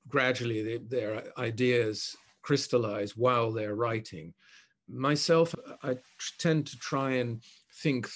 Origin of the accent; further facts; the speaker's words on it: The Hague, South Holland, Netherlands; moved away as an adult; also born or lived in Tokyo, Japan; when I grew up in The Hague in the 50s and 60s